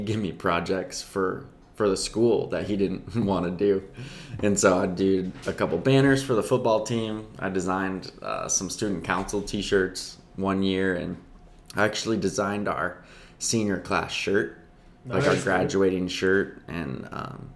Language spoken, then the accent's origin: English; Libertyville, Illinois, United States; moved away; I grew up in Chicago. So 45 minutes north of Chicago, actually like 15 minutes from the Wisconsin border.